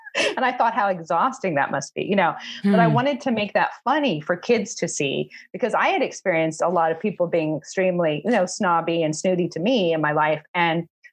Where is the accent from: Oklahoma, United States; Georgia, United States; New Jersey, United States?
Oklahoma, United States; Shawnee; I'm from a really small town in Oklahoma